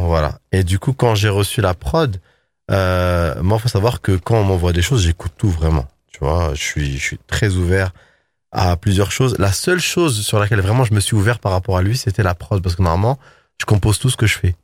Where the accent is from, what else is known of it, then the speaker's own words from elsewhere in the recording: Paris, Île-de-France, France; je suis parisien